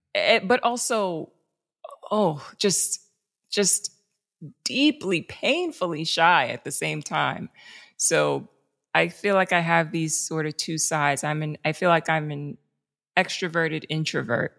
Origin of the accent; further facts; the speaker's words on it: New York City, New York, United States; I grew up in the South Bronx